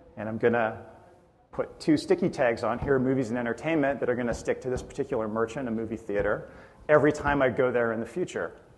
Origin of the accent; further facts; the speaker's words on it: Edmonton, Alberta, Canada; I'm from Edmonton, Canada, and I'm a partner in a user experience consulting firm